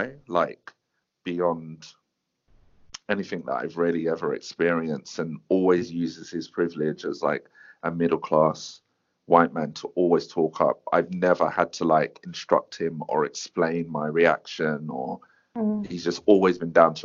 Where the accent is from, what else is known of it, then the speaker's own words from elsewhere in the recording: Croydon, London, United Kingdom; I'm from Croydon